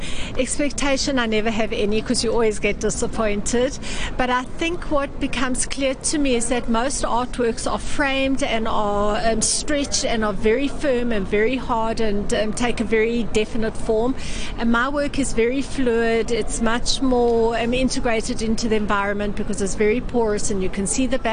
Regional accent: South Africa; I come from South Africa

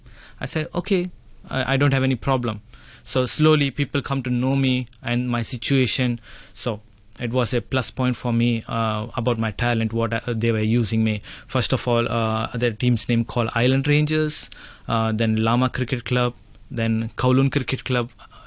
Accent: Mumbai, Maharashtra, India; moved away as an adult; now in Hong Kong; I have been in Hong Kong for the last 4 years. I'm from India. And in India, I'm from Bombay.

